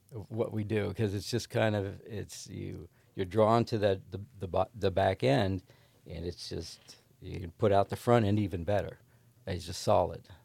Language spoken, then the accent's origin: English; Ohio, United States; I grew up in Levicksburg, Ohio, which is a little crossroads